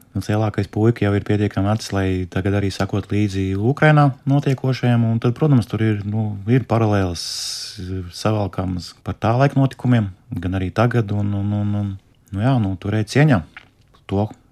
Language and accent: Latvian; Latvia; Es pats nāku no Rīgas, no, no, no laukiem.